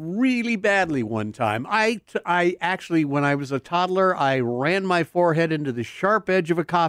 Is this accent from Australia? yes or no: no; California, United States; I grew up in ancient times, as you know, here in California